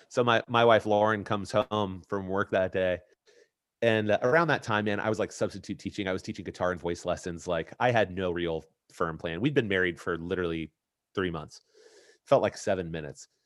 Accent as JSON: {"language": "English", "town": "Indianapolis", "region": "Indiana", "country": "United States", "tie": "born or raised there", "said": "here in Indy, my hometown, at my alma mater"}